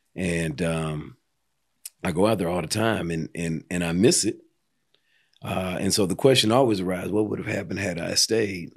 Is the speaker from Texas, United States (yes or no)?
no; Pasadena, California, United States; moved away as an adult; now in Atlanta, United States; born and raised in Los Angeles, Pasadena, to be more specific